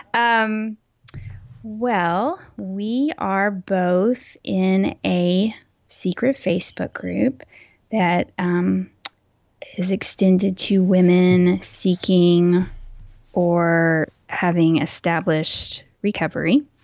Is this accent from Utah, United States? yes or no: no; Texas, United States; accent: Texas accent, mild; was born and raised in Texas, so that also is a fact. And, um, it's hard to not have a Texas accent